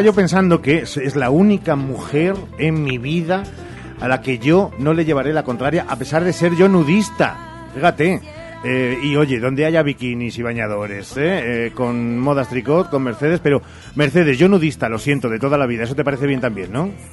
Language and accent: Spanish; Spain; los españoles seguimos siendo muy españoles